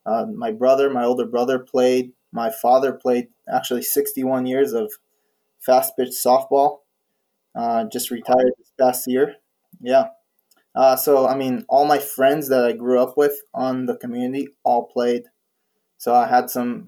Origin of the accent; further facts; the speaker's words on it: Israel; moved away as an adult; I grew up in Israel in a small kibbutz